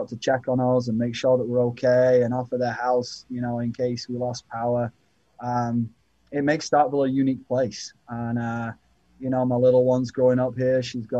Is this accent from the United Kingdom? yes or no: yes; England, United Kingdom; moved away; growing up in England